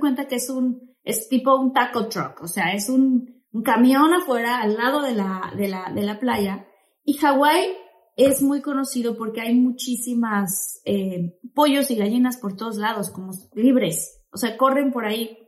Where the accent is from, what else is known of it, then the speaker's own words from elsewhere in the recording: Tabasco, Mexico; now in United States; yo que soy de Tabasco, que soy del sureste